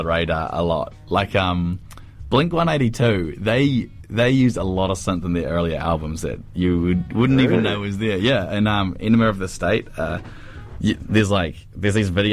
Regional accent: Cromwell, Otago, New Zealand; I grew up in Cromwell

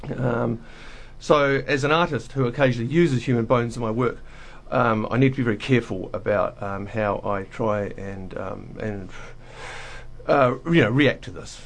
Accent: Dunedin, Otago, New Zealand; moved away as an adult; also born or lived in Wellington; my hometown of Dunedin

